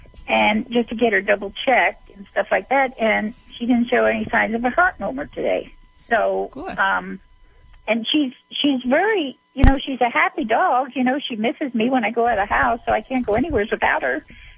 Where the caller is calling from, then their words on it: Nevada, United States; I'm calling from Nevada.